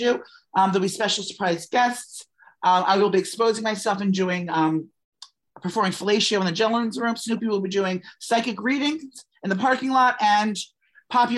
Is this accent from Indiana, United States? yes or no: no; downstate New York, United States; my hometown and Nicole's hometown. We're New York girls. She's upstate. I'm downstate.